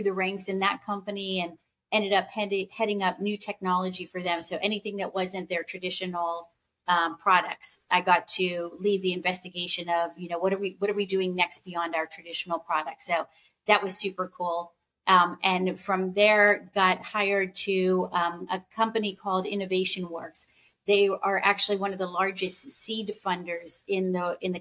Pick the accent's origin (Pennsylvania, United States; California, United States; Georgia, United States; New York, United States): Pennsylvania, United States; Pittsburgh; I grew up in Pittsburgh. I spent most of my life there, most of my childhood, and through my first two degrees in Pittsburgh